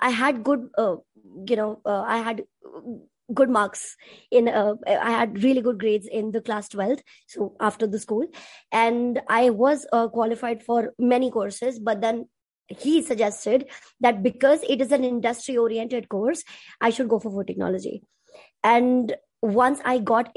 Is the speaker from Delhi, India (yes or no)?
no; Punjab, India; I'm from India and I am a Punjabi.